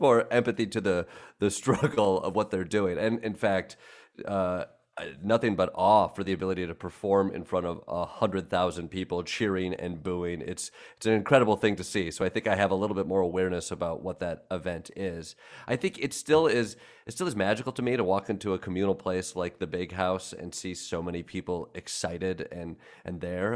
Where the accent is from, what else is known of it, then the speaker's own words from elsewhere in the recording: Kalamazoo, Michigan, United States; now in New York, United States; We grew up in Kalamazoo, Michigan